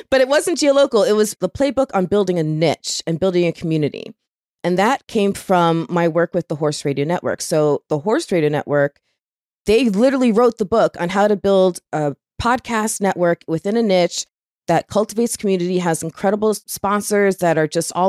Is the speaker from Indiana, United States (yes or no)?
no; Florida, United States; I'm from Florida. So being from Florida